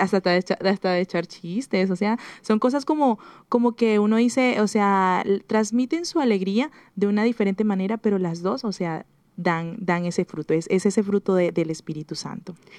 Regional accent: Venezuela; moved away as an adult; yo soy venezolana

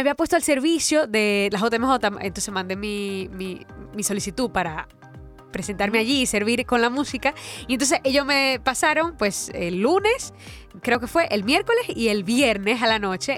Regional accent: Dominican Republic; porque soy de República Dominicana

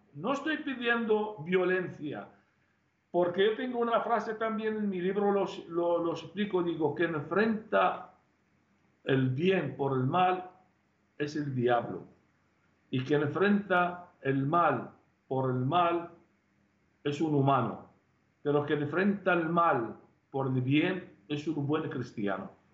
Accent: Tel Keppe, Nineveh, Iraq; now in Spain; en mi pueblo mismo, Teleskev destruyó todo el pueblo, mató casi 70 personas de mi propia familia

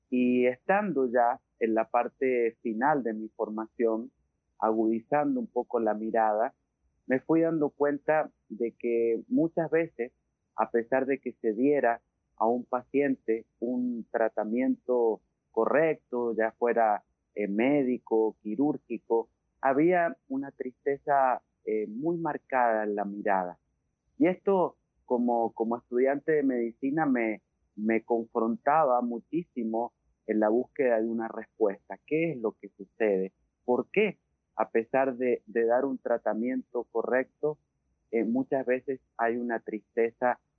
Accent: Rivadavia, Argentina; born there; el hospital de Rivadavia, la ciudad donde yo nací

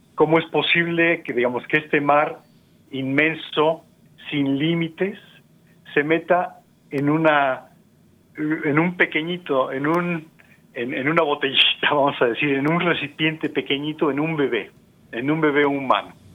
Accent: Mexico; somos mexicanos, por ejemplo, nosotros dos

